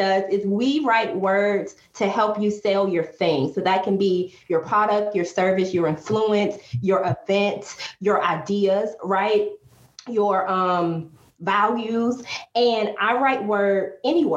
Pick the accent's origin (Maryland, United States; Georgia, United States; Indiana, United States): Georgia, United States; Atlanta; moved away as an adult; also born or lived in San Diego, California / Washington, District of Columbia, United States; I moved back home to home base. I'm originally from Atlanta